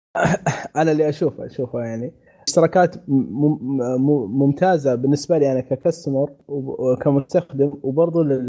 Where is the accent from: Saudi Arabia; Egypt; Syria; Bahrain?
Saudi Arabia; عندنا في السعوديه